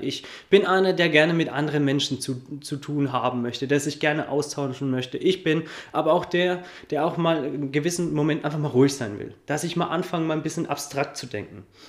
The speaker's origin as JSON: {"language": "German", "town": "Coburg", "region": "Bavaria", "country": "Germany", "said": "ich komme aus Coburg"}